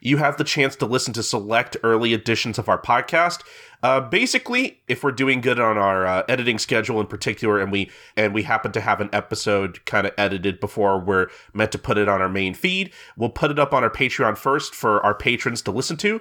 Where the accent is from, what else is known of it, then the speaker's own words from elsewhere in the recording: St. Louis, Missouri, United States; my hometown of St. Louis